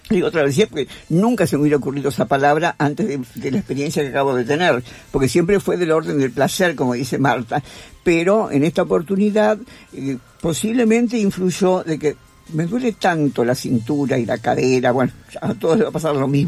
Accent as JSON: {"language": "Spanish", "country": "Argentina", "said": "yo soy argentina"}